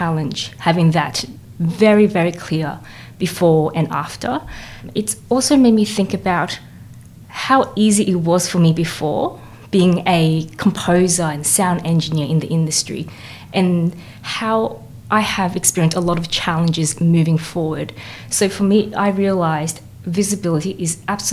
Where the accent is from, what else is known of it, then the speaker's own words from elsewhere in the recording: Queensland, Australia; now in Melbourne, Australia; I'm a composer currently based in Melbourne, but I was originally from Queensland